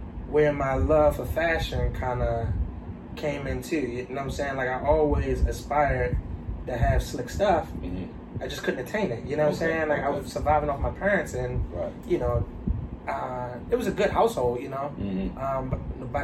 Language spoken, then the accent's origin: English; Baltimore, Maryland, United States; I'm from East Baltimore